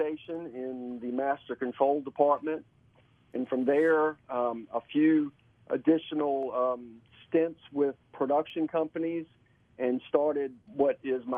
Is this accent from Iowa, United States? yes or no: no; Richmond, Virginia, United States; I am from Richmond, Virginia